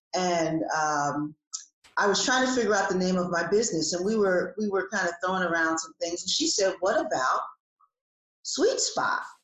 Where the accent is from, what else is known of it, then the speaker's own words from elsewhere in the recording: New Jersey, United States; now in Atlanta, United States; I have lived in Atlanta for almost 30 years. I'm originally from New Jersey.